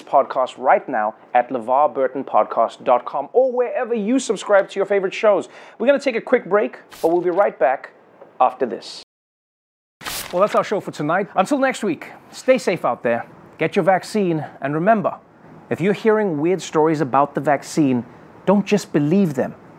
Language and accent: English; South Africa; as a South African